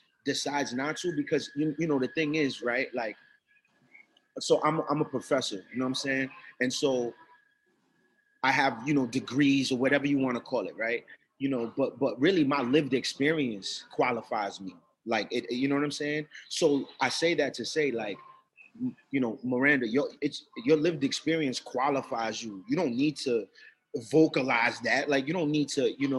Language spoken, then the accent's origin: English; Providence, Rhode Island, United States; I'm not from Boston. I'm from Providence